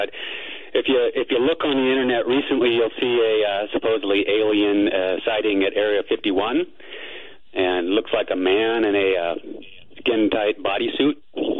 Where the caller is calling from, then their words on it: Phoenix, Arizona, United States; from Phoenix, and I'm hoping to demystify this experience for you a little bit